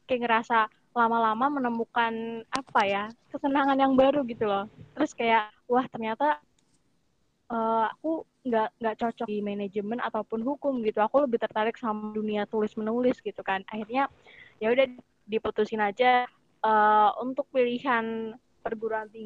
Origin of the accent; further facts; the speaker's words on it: Purbalingga, Central Java, Indonesia; dari Purbalingga, Jawa Tengah. Tahu nggak Purbalingga?